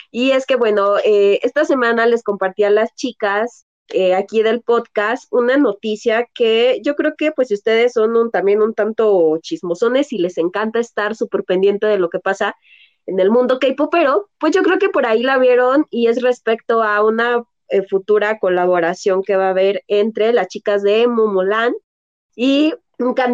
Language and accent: Spanish; Mexico; yo soy más mexicana que el mole, caray.